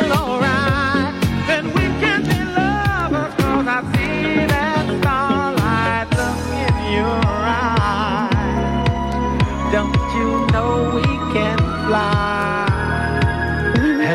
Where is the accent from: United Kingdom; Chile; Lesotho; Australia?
United Kingdom; England; moved away; I'm English